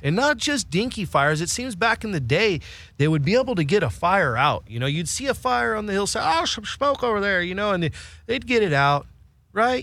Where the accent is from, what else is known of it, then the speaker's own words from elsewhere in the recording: Willits, California, United States; moved away; also born or lived in Spain; I grew up in Northern California